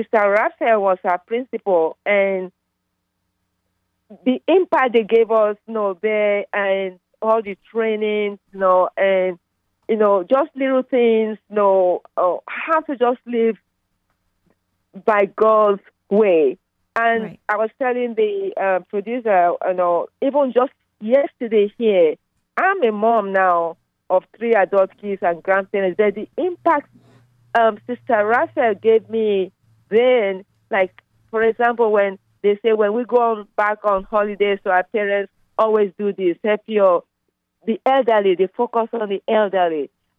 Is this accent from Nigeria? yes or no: yes; Nigeria; now in Plano, United States; You can tell from my accent, I'm from Nigeria